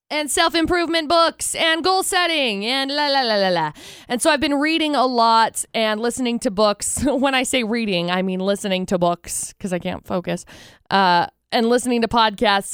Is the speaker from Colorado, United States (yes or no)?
no; Box Elder County, Utah, United States; I grew up in Box Elder County